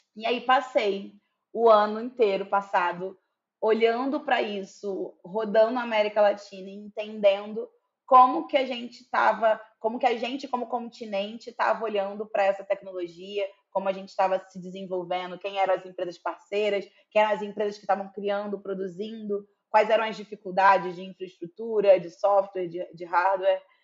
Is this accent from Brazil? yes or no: yes; Duque de Caxias, Rio de Janeiro, Brazil; now in São Paulo, Brazil; embora eu moro em São Paulo hoje em dia, eu sou natural, natural do Rio, natural de Duque de Caxias, Baixada Fluminense do Rio de Janeiro